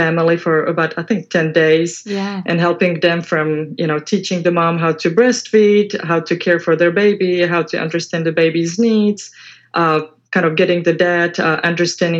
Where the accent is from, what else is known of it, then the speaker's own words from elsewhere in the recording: Czechia; moved away as an adult; now in Houston, United States; back in the Czech Republic, the education system was a little different. So basically at age 14, 15, I had to decide who I wanted to be. And so because I wanted to be a pediatric nurse, the school was kind of a far away from my hometown